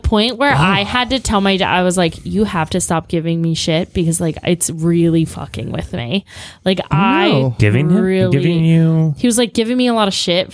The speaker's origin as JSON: {"language": "English", "town": "Catonsville", "region": "Maryland", "country": "United States", "tie": "born or raised there", "said": "my hometown, Catonsville, Maryland, greatest town on earth"}